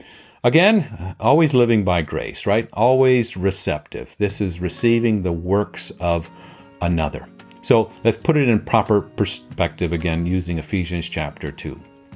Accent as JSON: {"language": "English", "country": "Papua New Guinea", "tie": "born or raised there", "lives_now": "Detroit, United States", "said": "I grew up in Papua New Guinea as a missionary kid. I'm currently in the Metro Detroit area."}